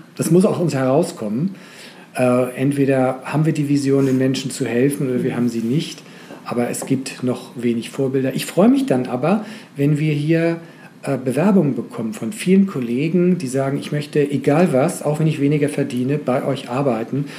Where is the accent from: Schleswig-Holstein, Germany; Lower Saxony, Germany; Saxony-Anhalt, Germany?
Schleswig-Holstein, Germany; ich bin Schleswig-Holsteiner